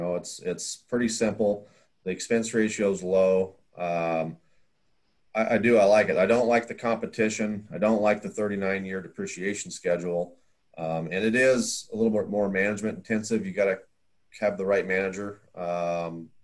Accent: Iowa, United States; moved away as an adult; also born or lived in Wyoming; I grew up in Iowa, and then I was living in Wyoming.

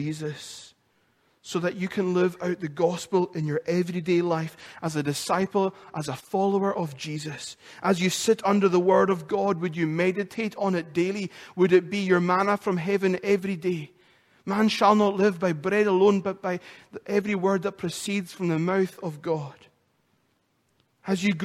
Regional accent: Lewis, Scotland, United Kingdom; accent: Lewis; moved away; my accent, my Lewis accent gets so much more stronger when I come off the phone to another islander or I've spent time in Lewis

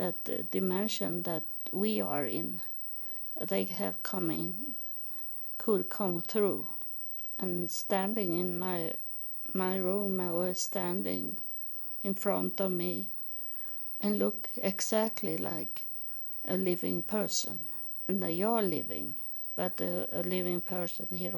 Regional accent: Sweden; that belong not to my culture. That doesn't belong to Sweden.

